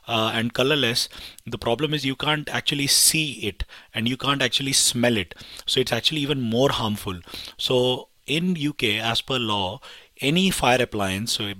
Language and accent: English; India; moved away; I'm from India